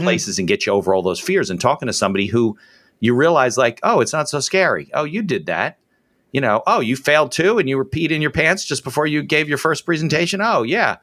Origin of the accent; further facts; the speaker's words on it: New Jersey, United States; growing up in Jersey